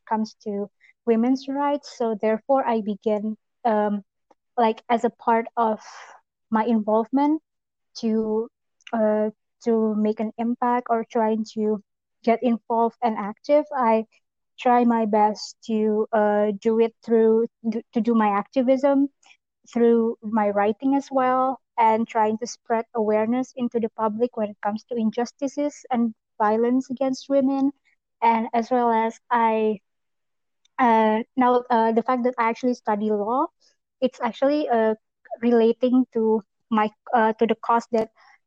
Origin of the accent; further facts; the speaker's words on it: Jakarta, Indonesia; I am from Indonesia, Jakarta specifically